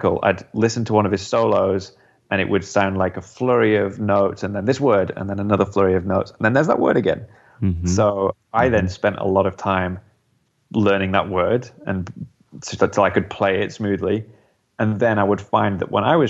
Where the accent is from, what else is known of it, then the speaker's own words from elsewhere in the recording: United Kingdom; as a British musician